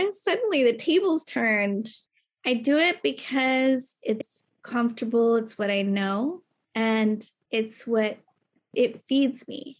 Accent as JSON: {"language": "English", "region": "Texas", "country": "United States", "moved": "yes", "lives_now": "New York, United States", "said": "I am a Texan."}